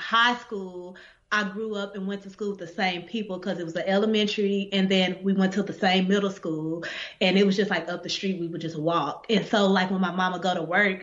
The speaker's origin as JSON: {"language": "English", "town": "Dallas", "region": "Texas", "country": "United States", "tie": "born or raised there", "moved": "as an adult", "said": "I'm from Dallas, like through and through, born and raised"}